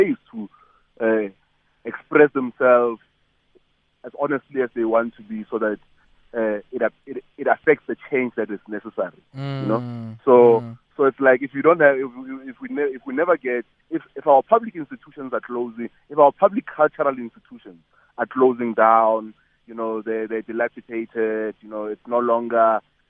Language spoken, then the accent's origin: English; South Africa; we live in the most vibrant space as South African artists